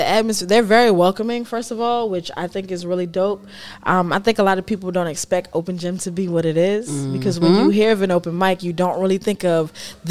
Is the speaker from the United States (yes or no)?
yes; Chesapeake Beach, Maryland, United States; also born or lived in Washington, D.C.; So I was born in D.C. I grew up in Maryland.